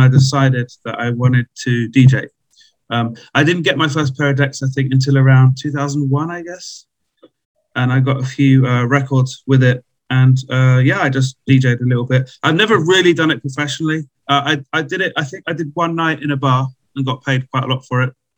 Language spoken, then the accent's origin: English; London, United Kingdom; now in Czech Republic; from London originally